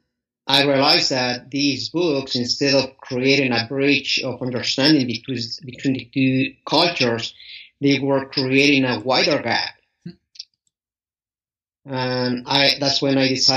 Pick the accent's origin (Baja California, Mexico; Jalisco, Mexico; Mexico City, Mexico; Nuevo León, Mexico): Mexico City, Mexico; moved away as an adult; now in United States; I was born and raised in Mexico City. Mm-hmm. Until I was 28 years